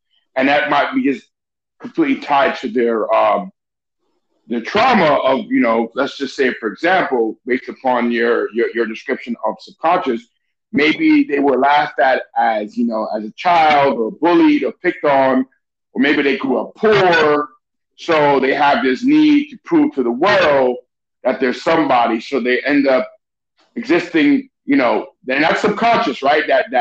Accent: New York City, New York, United States; also born or lived in Venezuela; I'm an immigrant. You're a first generation. You know, we grew up in New York City

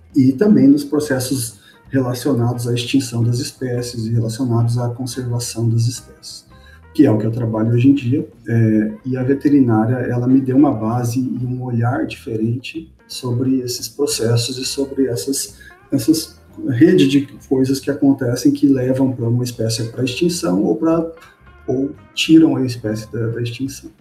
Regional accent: Londrina, Paraná, Brazil; now in Goiânia, Brazil; Eu sou de Londrina, mas eu moro em Goiânia.

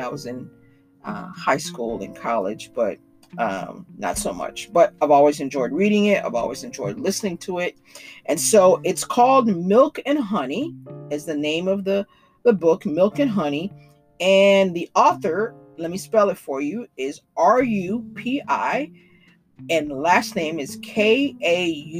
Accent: Chicago, Illinois, United States; also born or lived in Haiti; I'm from Chicago

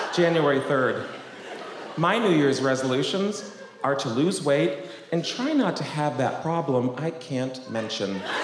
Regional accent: Boston, Massachusetts, United States; I grew up in Boston, in a town called West Roxbury

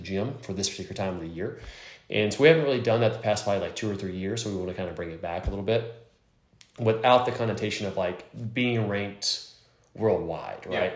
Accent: Lake Charles, Louisiana, United States; we're from Lake Charles

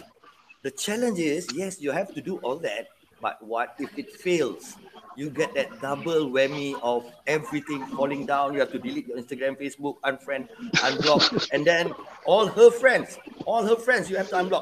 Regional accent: Penang, Malaysia; I was I was raised in Penang

